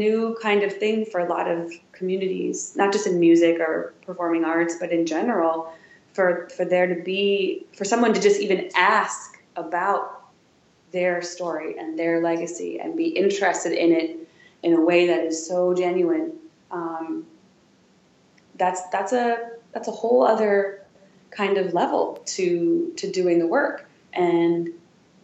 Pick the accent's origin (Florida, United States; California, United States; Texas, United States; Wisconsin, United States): Wisconsin, United States; also born or lived in Chicago; now in Washington, D.C., United States; I'm from Wisconsin. I'm from Roman, Wisconsin